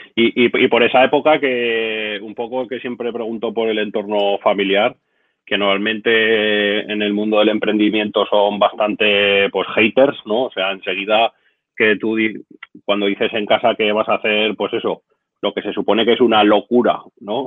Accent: Zaragoza, Aragon, Spain; mi tierra, de Zaragoza

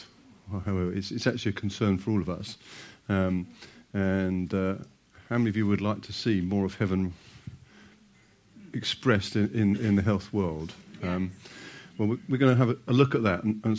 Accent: United Kingdom; that we'll need a toilet break because we're British.

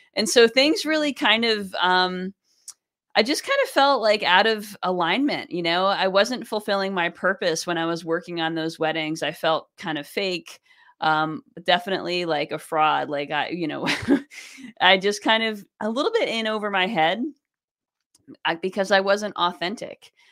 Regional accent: New York, United States; also born or lived in Boston, Massachusetts; I grew up in New York State

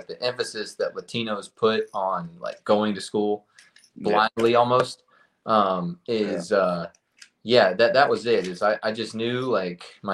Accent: Lyons, Georgia, United States; also born or lived in Bartow, Florida; grew up in a super rural town called Lyons, Georgia.

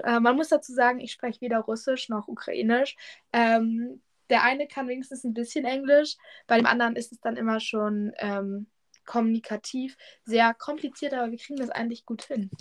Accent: Germany; ich komme aus der Nähe von Hamburg

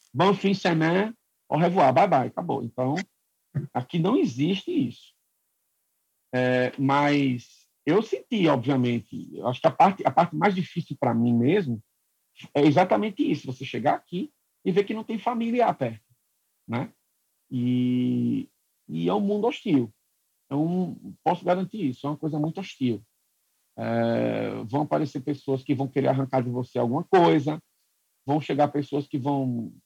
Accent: Brazil; moved away as an adult; also born or lived in Quebec; now in Nova Scotia, Canada; a gente como brasileiro

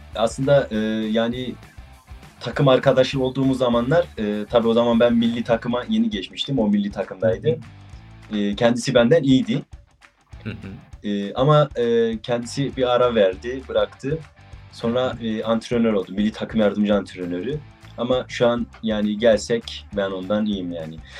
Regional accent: Erzurum, Turkey; 19 yaşındayım. E, Erzurumluyum.

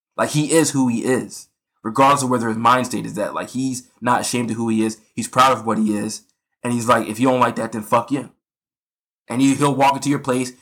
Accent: United States; being American

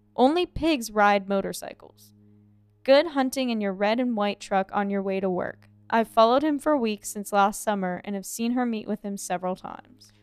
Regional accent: Ohio, United States; moved away; I'm from Ohio

